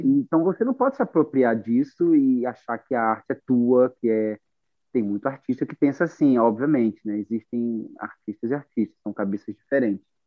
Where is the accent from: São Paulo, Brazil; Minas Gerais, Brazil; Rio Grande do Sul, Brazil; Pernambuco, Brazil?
Pernambuco, Brazil; Recife; moved away; also born or lived in London; na Estância, que é o bairro onde eu cresci